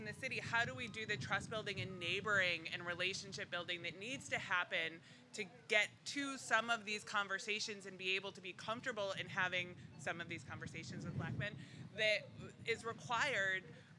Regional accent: Shaker Heights, Ohio, United States; now in Cleveland, United States; I grew up in Shaker. I say I'm from Cleveland, but I'm not.

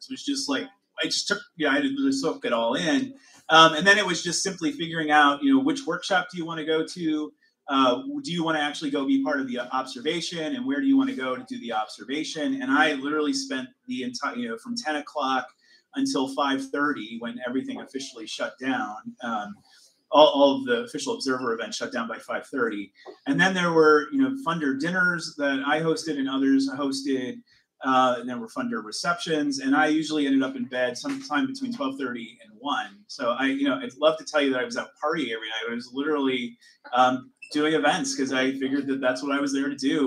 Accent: Cleveland, Ohio, United States; I'm from Cleveland, and then follow it up with Ohio in the United States

